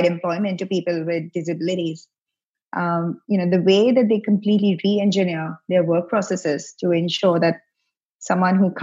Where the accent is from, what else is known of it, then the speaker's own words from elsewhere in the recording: India; moved away as an adult; now in Victoria, Australia; I grew up in India.